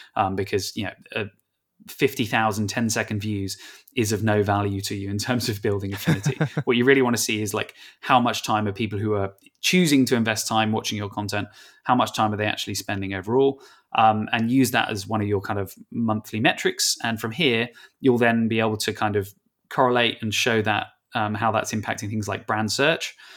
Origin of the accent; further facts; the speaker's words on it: England, United Kingdom; I'm English